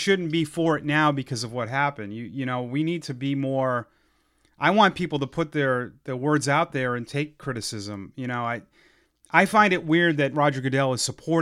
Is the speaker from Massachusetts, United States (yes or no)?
yes; Ashland, Massachusetts, United States; my hometown of Ashland, Mass